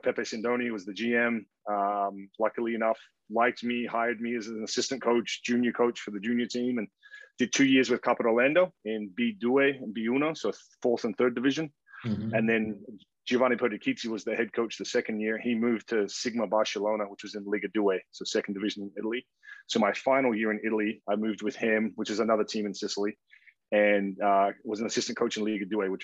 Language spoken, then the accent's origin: English; Perth, Western Australia, Australia; moved away as an adult; also born or lived in Canberra, Australia / Missouri, United States / Oregon, United States; born and raised in Perth, Australia. Grew up there, played all my junior basketball